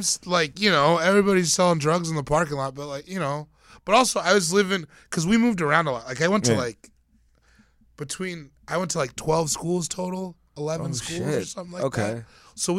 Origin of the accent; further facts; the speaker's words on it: Eastern Province, Sierra Leone; Yeah, I'm from Kono District in Sierra Leone.